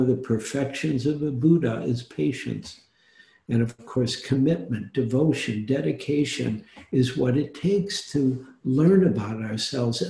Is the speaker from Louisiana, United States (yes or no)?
no; Detroit, Michigan, United States; also born or lived in New York / Oregon; now in San Francisco, United States; I grew up in Detroit